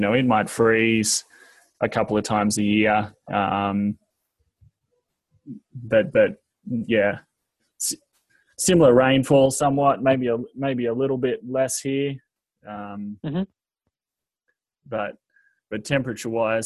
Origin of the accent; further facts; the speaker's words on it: Queensland, Australia; moved away as an adult; now in Southwest Kansas, United States; I grew up in Queensland, the state of Queensland, which is northeastern Australia